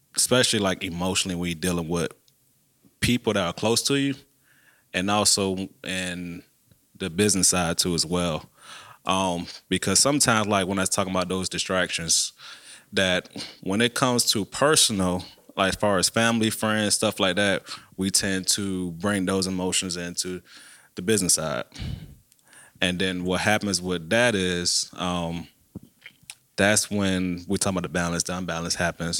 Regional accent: Savannah, Georgia, United States; now in Macon, United States; I'm originally from Savannah

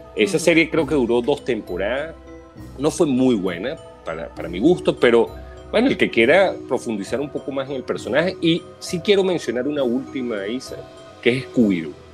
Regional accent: Venezuela; yo me crié en Venezuela

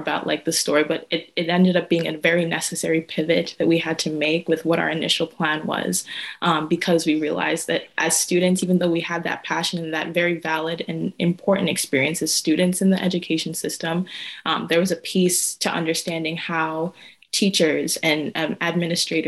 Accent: New Hampshire, United States; moved away as an adult; I grew up in New Hampshire.

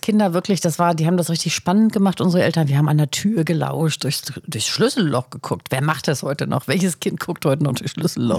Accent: Northern Germany, Germany; bei uns in Norddeutschland

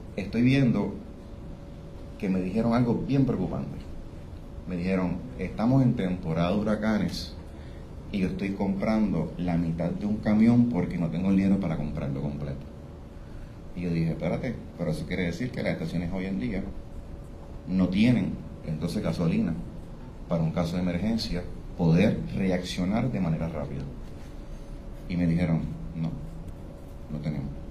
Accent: Puerto Rico; nosotros como puertorriqueños

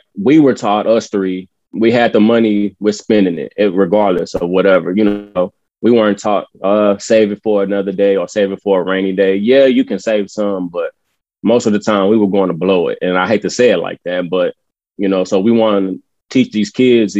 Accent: San Antonio, Texas, United States; We are all from the East Side of San Antonio

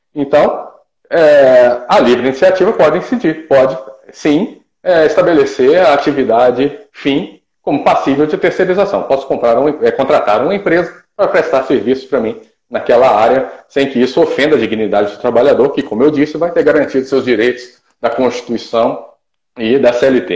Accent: Ipatinga, Minas Gerais, Brazil; moved away as an adult; also born or lived in Viçosa, Minas Gerais / Santa Catarina; voltei para minha cidade natal, que é Ipatinga, Minas Gerais

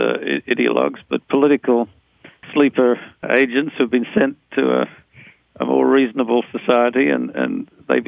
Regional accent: Australia; now in Hagerstown, United States; I'm from Australia

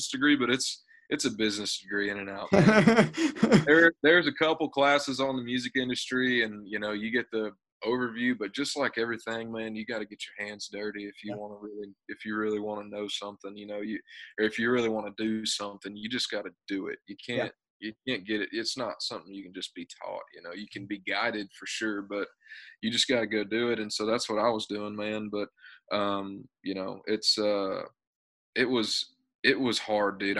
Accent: Texas, United States; moved away as an adult; now in Nashville, United States; working a bunch of odd jobs in Texas and playing around my hometown

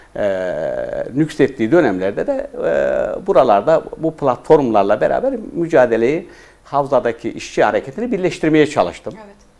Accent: Pazarcık, Kahramanmaraş, Turkey; also born or lived in Iskenderun, Hatay; now in Istanbul, Turkey; Kahramanmaraş Pazarcık doğumluyum

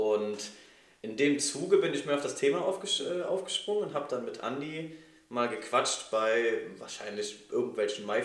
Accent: Schophoven, North Rhine-Westphalia, Germany; Also ich wohne immer noch im selben Ort, ah. äh, wo ich groß geworden bin, in Schophoven.

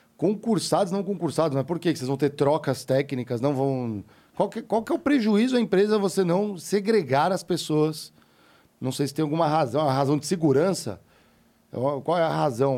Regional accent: Brazil; Eu, como brasileiro, pagando impostos

